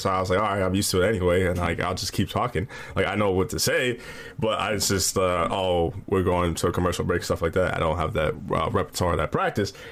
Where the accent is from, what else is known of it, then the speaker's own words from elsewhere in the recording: Midwest, United States; I'm from the Midwest